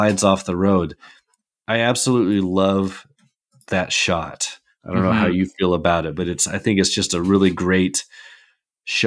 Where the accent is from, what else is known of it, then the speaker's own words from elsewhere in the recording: Pacific Northwest, United States; I grew up in the Pacific Northwest. I've lived here my whole life.